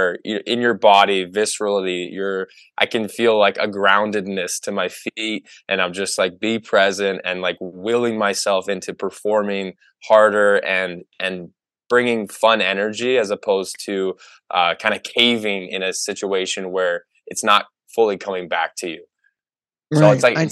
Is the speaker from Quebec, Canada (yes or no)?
no; Oshawa, Ontario, Canada; I'm from Oshawa